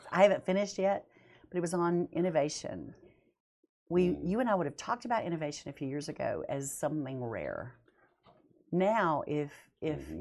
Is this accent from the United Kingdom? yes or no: no; Montana, United States; moved away as an adult; also born or lived in Weatherford, Texas / Dallas area, Texas / Bonham, Texas / Tennessee; now in Huntsville, Texas, United States; I was born in Weatherford and lived in Texas oh. in the Dallas area and Bonham area until I was five. Moved to Montana, never grew up in Texas